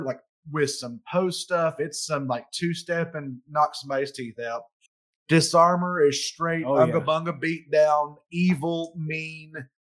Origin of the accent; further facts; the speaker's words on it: Knoxville, Tennessee, United States; we're from Knoxville